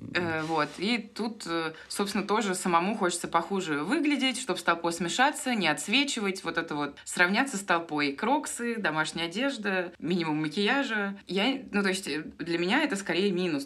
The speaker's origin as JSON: {"language": "Russian", "region": "Moscow", "country": "Russia", "also_born_or_lived": "Rome", "moved": "as an adult", "lives_now": "Argentina", "said": "Я москвичка"}